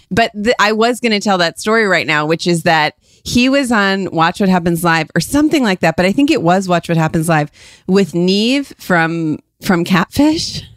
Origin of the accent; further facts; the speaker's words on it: Ohio, United States; moved away; we grew up in Ohio